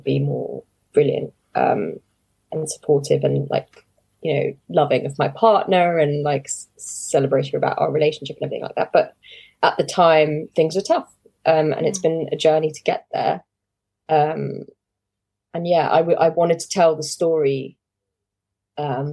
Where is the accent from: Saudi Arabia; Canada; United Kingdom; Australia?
Saudi Arabia; moved away; I grew up in Saudi Arabia, which is like a cultural desert